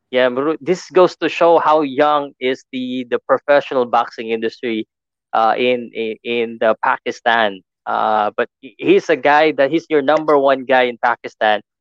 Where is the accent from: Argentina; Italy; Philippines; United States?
Philippines; here in the Philippines we love boxing so much